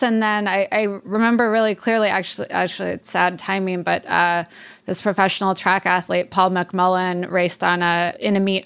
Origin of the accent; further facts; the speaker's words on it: Davenport, Iowa, United States; moved away; I'm from Davenport, Iowa, so Quad Cities, kind of middle of America, right on the Mississippi River.